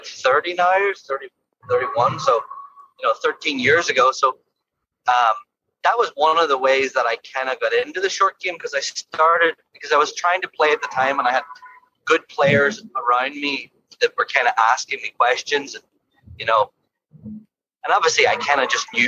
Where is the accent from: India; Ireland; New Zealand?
Ireland; now in London, Ontario, Canada; growing up in Ireland, I think we had to scramble a lot more